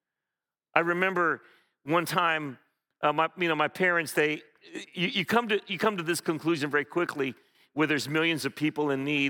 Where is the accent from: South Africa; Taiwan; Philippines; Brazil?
Philippines; moved away; I remember very vividly growing up in the Philippines